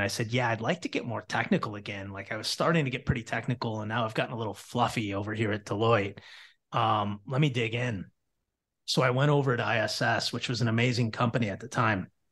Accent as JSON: {"language": "English", "town": "Battle Creek", "region": "Michigan", "country": "United States", "tie": "born or raised there", "also_born_or_lived": "Toledo, Ohio", "said": "I was born in Toledo, Ohio, and then my, um, my father got a job in Battle Creek, Michigan, and we moved to a street called Hogue Road"}